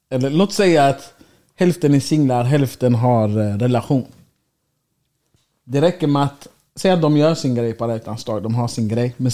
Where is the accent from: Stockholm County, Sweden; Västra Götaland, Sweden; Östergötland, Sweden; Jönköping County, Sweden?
Västra Götaland, Sweden; Gothenburg; Och så säger man till dem, jag kommer från Göteborg.